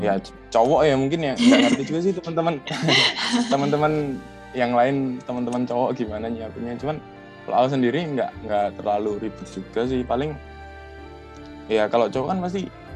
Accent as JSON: {"language": "Indonesian", "town": "Yogyakarta", "region": "Special Region of Yogyakarta", "country": "Indonesia", "tie": "born or raised there", "said": "aku asli Jogja"}